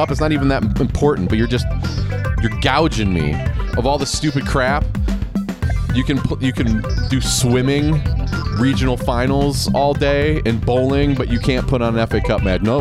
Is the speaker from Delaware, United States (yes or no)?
no; Paramount, Ohio, United States; now in Marietta, United States; I'm originally from Paramount, but um, Paramount, Ohio. But I moved to Marietta uh, with my husband about nine years ago